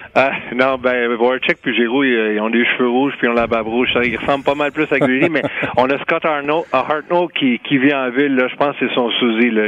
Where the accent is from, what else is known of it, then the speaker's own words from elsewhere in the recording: Quebec, Canada; on est québécois toute la gang